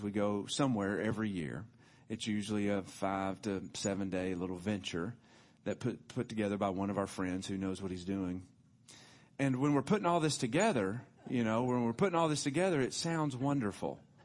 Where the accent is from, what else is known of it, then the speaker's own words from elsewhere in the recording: Tullahoma, Tennessee, United States; I was born in Tullahoma, Tennessee, Hardin Hospital, nineteen seventy-one.